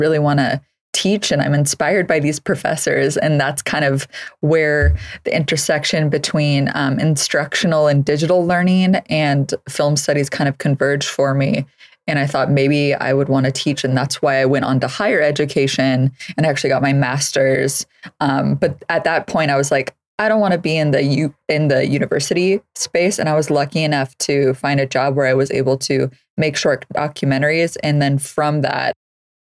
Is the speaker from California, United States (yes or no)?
yes; San Francisco Bay Area, California, United States; So I grew up in the Bay Area, just north of the Golden Gate Bridge. So in the San Francisco Bay Area region